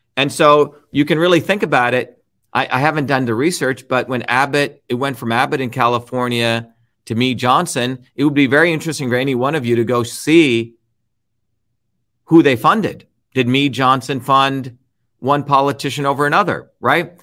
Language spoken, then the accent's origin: English; India; moved away; when I was growing up in India